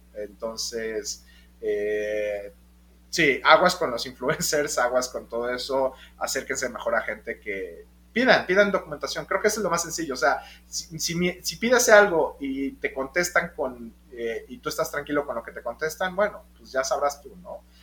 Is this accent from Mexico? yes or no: yes; Mexico; todos los inversionistas y los GPs somos mexicanos